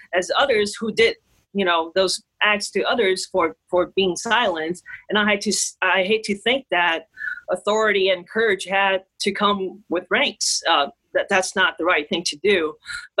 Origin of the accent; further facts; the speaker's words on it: Taiwan; moved away; I'm from Taiwan